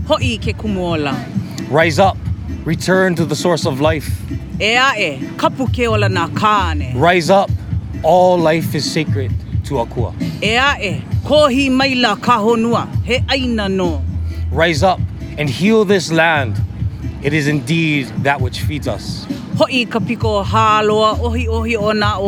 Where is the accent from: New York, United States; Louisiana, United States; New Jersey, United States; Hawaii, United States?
Hawaii, United States; Waialua; now in Waianae, United States; mai Waialua mai. I hail from Waialua. I currently live in Waianae